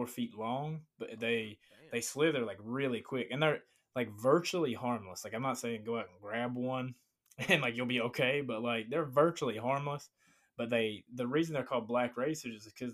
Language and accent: English; Virginia, United States; now in Florida, United States; I grew up in Virginia. I grew up like in, like, the Appalachian Mountains